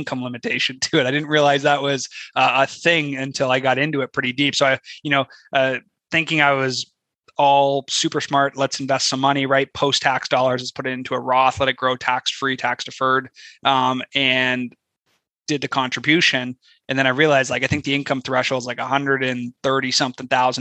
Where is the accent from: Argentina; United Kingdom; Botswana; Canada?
Canada; moved away as an adult; now in United States; I'm Canadian, right? Originally